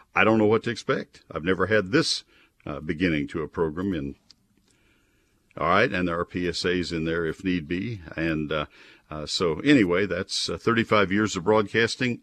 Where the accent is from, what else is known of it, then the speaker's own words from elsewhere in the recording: College Station, Texas, United States; moved away as an adult; now in near Dallas, United States; I grew up in College Station and I grew up with water oaks all around me